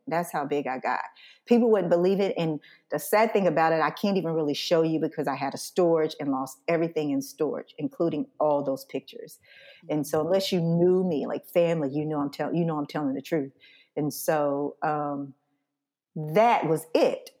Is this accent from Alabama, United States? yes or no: yes; Scottsboro, Alabama, United States; Scottsboro, Alabama, my hometown